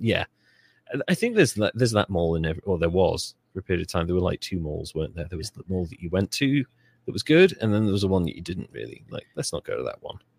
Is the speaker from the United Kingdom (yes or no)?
yes; Wales, United Kingdom; I'm Welsh. We have Welsh flags. We have patriotism.